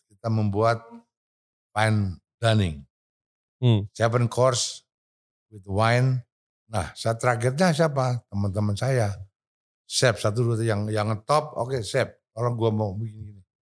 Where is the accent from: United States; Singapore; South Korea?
United States; Indonesian is a second language; Karena saya orang Amerika